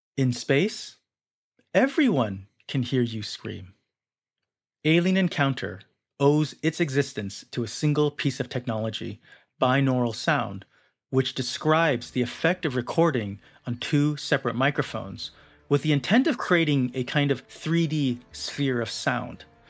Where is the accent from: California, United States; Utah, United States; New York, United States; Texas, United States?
California, United States; Southern; I grew up in Southern California, only 15 minutes away from Disneyland